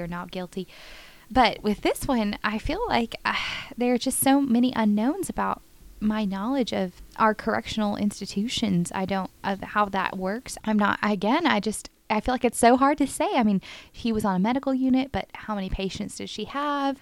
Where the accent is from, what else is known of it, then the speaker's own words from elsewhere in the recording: Richardson, Texas, United States; the street where I grew up in Richardson